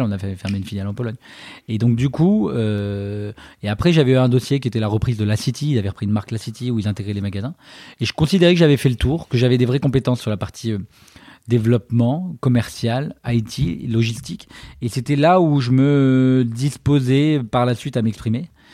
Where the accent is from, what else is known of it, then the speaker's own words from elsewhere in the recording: Paris, Île-de-France, France; also born or lived in China / London; Je suis né à Paris